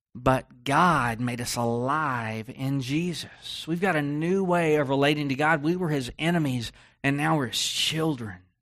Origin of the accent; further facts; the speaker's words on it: Texas, United States; I grew up in Texas